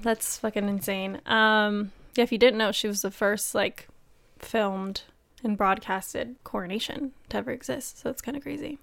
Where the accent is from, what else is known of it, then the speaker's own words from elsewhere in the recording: United States; I'm an American